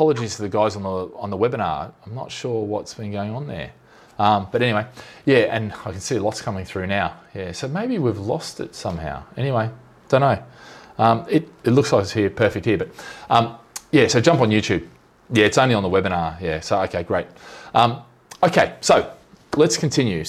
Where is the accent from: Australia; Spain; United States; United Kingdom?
Australia; now in Singapore; I'm Aussie